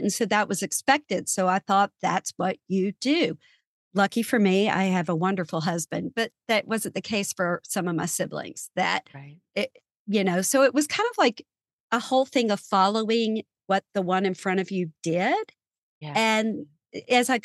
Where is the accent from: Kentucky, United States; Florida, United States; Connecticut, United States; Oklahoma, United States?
Kentucky, United States; small town outside Louisville; I grew up in Kentucky, in a small town right outside of Louisville, Kentucky.